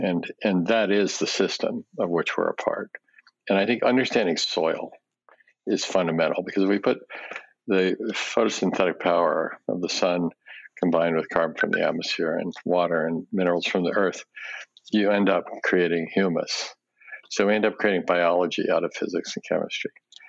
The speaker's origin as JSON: {"language": "English", "country": "Japan", "tie": "born there", "said": "when I was a baby, I was born in Japan right after the war, and my parents spoke Japanese, and we lived in a Japanese house."}